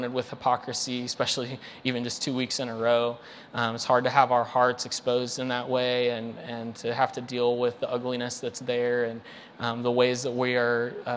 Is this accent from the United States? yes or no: yes; United States; American Christians